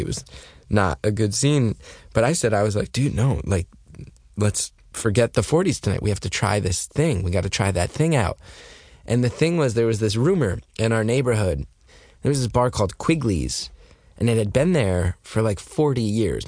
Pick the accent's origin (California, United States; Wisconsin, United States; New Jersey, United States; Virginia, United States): New Jersey, United States; I grew up in North Jersey